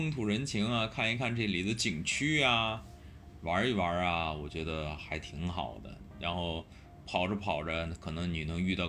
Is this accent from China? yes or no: yes; Beijing, China; now in Hengdian, China; 北京是老家，北京已经是我的老家了啊。